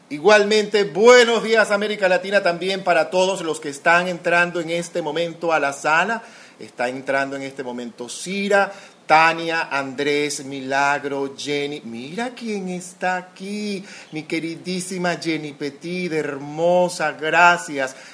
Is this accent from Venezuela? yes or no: yes; Venezuela; Yo soy venezolana para comenzar.